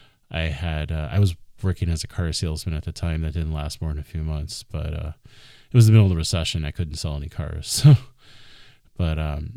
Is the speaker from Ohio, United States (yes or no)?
no; Phoenix, Arizona, United States; I'm a native of the Phoenix area. I was born in 1981 on Veterans Day.